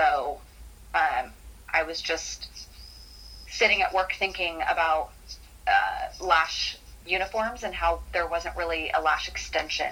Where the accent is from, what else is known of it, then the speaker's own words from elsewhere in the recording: San Diego, California, United States; moved away as an adult; also born or lived in Baltimore / Los Angeles; I moved back to my hometown of San Diego